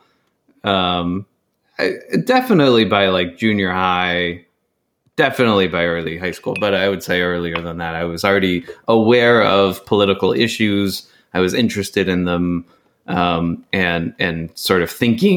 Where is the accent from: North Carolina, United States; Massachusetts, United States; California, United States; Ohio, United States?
California, United States; Chico; growing up in Chico based on the schools I went